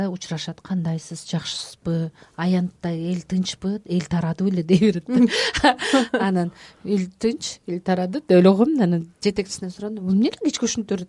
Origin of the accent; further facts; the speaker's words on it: Chatkal, Jalal-Abad Region, Kyrgyzstan; moved away; ошол туулуп өскөн чаткал